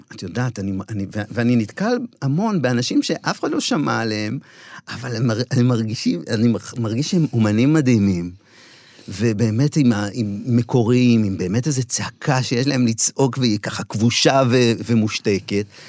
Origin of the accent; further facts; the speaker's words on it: Shilat, Central District, Israel; בן המושב, גדלתי שם